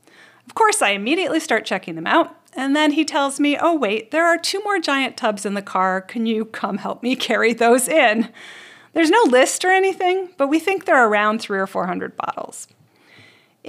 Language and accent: English; Canada; I grew up in Canada